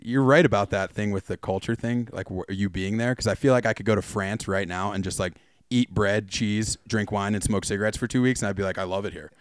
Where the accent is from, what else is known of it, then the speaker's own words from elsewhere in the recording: New Jersey, United States; moved away; also born or lived in Vermont / Breckenridge, Colorado; a fellow New Jerseyan